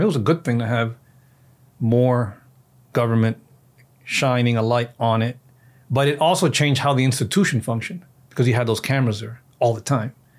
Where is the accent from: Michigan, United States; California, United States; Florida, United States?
Florida, United States; Miami; also born or lived in Washington, D.C. / Virginia; we're born and raised in Miami